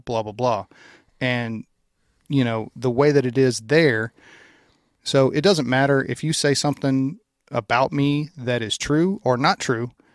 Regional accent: Louisiana, United States; I'm from Louisiana.

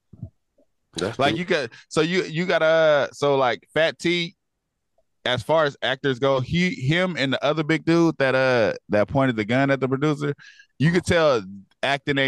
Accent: California, United States; being from California

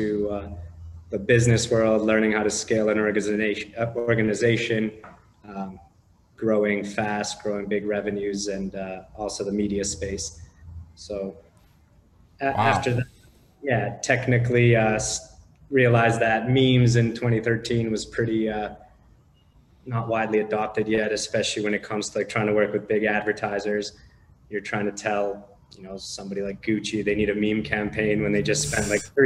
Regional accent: Canada; also born or lived in Romania / Los Angeles, United States; now in Panama; originally I was born in Romania, moved to Canada when I was about 5 years old

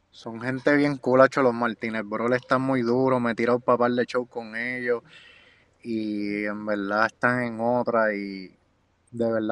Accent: Guaynabo, Puerto Rico; Ahí me crié yo en Guaynabo, yo salí de Guaynabo para que sepan.

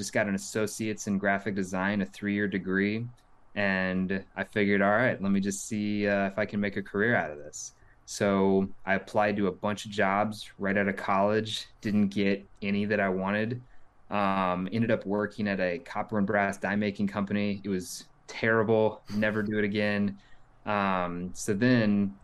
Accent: Kansas City, Missouri, United States; also born or lived in Lincoln, Nebraska; I grew up in the Kansas City area

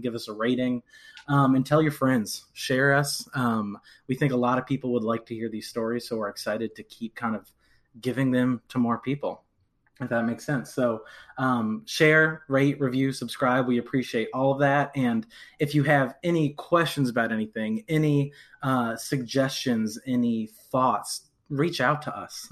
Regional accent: Rochester, New York, United States; now in Lexington, United States; I'm originally from Rochester, New York, way upstate

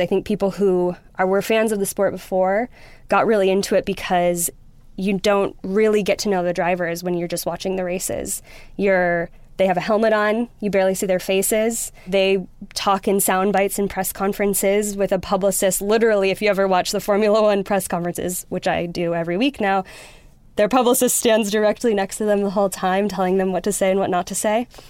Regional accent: Wisconsin, United States; moved away as an adult; also born or lived in New York; now in London, United Kingdom; I grew up in Wisconsin with a dad who was very into motorsports

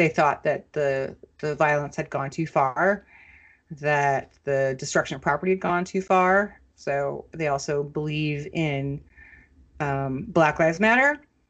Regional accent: Minnesota, United States; as a Minnesotan growing up there

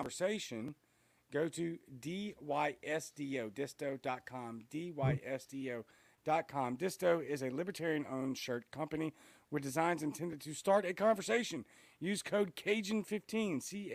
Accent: Louisiana, United States; now in Mississippi, United States; I'm from Louisiana

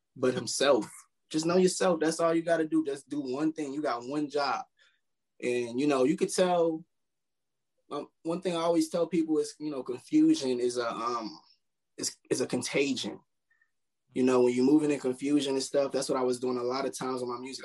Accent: Milwaukee, Wisconsin, United States; also born or lived in Chicago, Illinois; I moved to Milwaukee. I was young

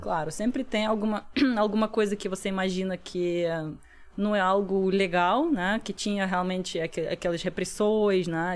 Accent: Russia; Portuguese is a second language; moved away as an adult; now in Brazil; quando eu voltei para a Rússia

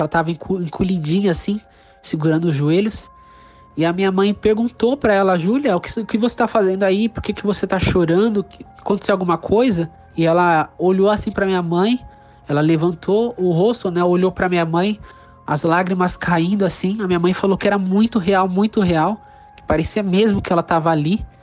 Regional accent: São Paulo, Brazil; sou da cidade de São Paulo

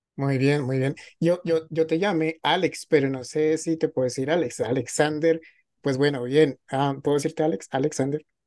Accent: Colombia; Yo que soy colombiana

